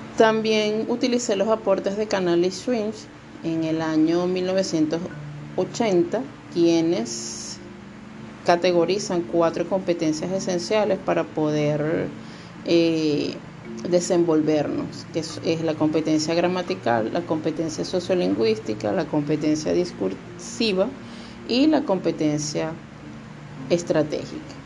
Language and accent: Spanish; Venezuela; moved away as an adult; now in Dominican Republic; soy venezolana, me encuentro en República Dominicana